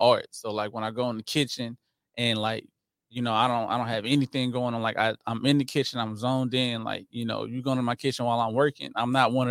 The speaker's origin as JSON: {"language": "English", "town": "Houston", "region": "Texas", "country": "United States", "tie": "born or raised there", "said": "I'm from Houston, Sunnyside to be exact"}